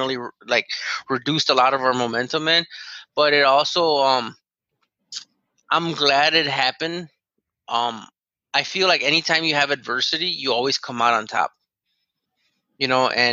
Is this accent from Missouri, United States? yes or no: no; Chicago, Illinois, United States; I'm from Chicago.